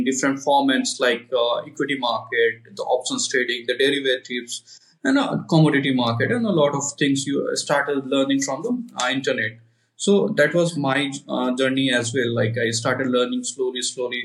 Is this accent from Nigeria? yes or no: no; India; I'm from India